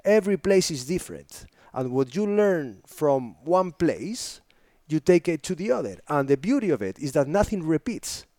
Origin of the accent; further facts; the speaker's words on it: northern Spain, Spain; English is a second language; moved away; I come from a very little city, northern Spain